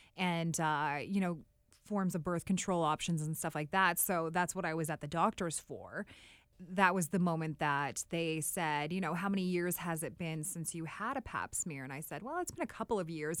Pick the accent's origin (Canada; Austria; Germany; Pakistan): Canada; Drayton Valley, Alberta; moved away as an adult; also born or lived in Calgary, Alberta / Whitehorse, Yukon; I am from a very small town outside of Edmonton, Alberta. It's called Drayton Valley.